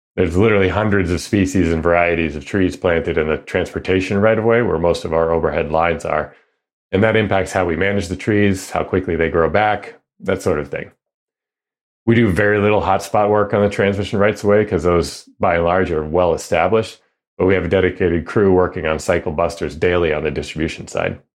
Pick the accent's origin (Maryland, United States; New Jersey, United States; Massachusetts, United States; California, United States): Massachusetts, United States; outside of the Boston area; now in Seattle, United States; I grew up outside of the Boston area